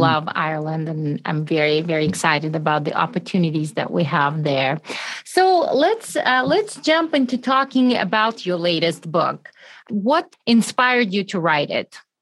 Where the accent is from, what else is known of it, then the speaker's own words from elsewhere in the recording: Russia; moved away; I'm originally from Russia